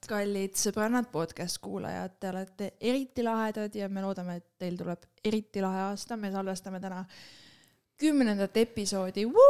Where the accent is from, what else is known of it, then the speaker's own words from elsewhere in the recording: Estonia; me oleme eestlased